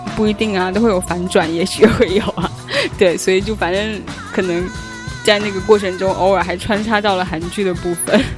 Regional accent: China; 我是从中国来的

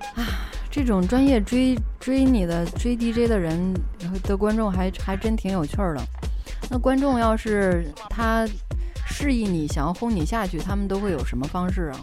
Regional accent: China; 我们中国人

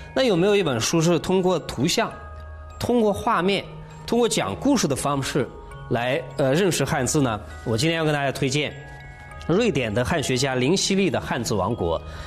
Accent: China

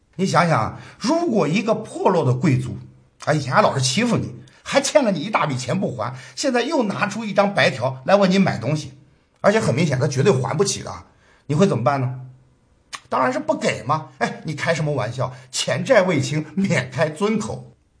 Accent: China; 我们中国人对这种遭遇啊，是有过深刻体会的

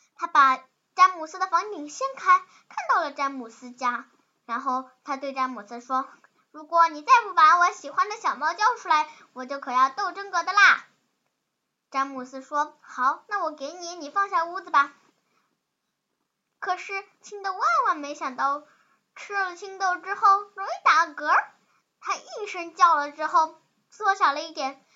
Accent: Changzhou, Jiangsu, China; 我是来自常州的

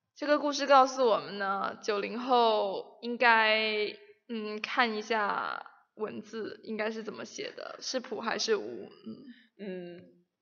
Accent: Shenzhen, Guangdong, China; moved away; 我们深圳那里已经开始短裤背心了

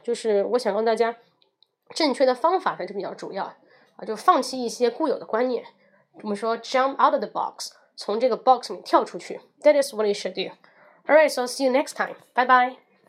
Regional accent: China; 我们中国人

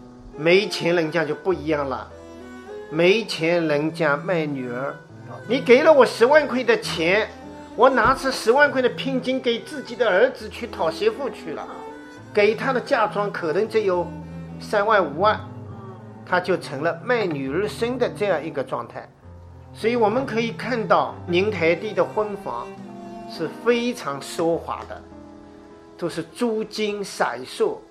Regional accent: Ningbo, Zhejiang, China; 我们宁波人说结婚要在东大房，

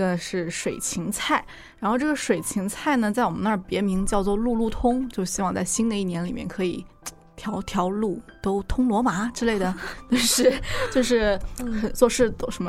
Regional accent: Zhenjiang, Jiangsu, China; now in Seattle, United States; 因为我的家乡在江苏镇江嘛。

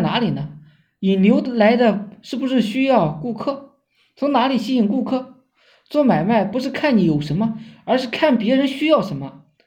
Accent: China; 我们中国人

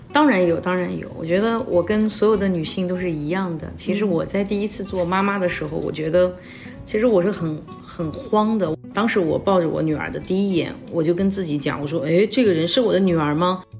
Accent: Hefei, Anhui, China; moved away as an adult; also born or lived in Singapore / Hong Kong; now in Hefei, China; 我就是在合肥长大的孩子啊，然后因为早年去了新加坡留学，那么呢，大学毕业以后去了香港工作

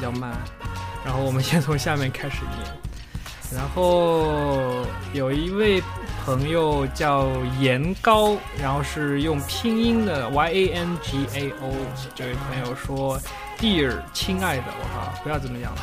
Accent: Shanghai, China; 我是上海人啊

